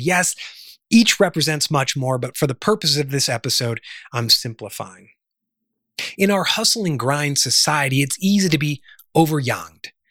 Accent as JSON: {"language": "English", "town": "Chicago", "region": "Illinois", "country": "United States", "tie": "born or raised there", "also_born_or_lived": "Charleston, South Carolina / Washington, D.C.", "moved": "yes", "lives_now": "Sedona, United States", "said": "was born and raised in the Midwest in the Chicago area"}